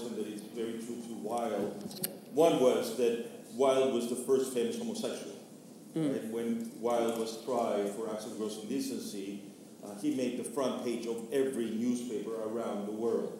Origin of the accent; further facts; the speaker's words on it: Venezuela; I grew up in Venezuela in the 1970s and 80s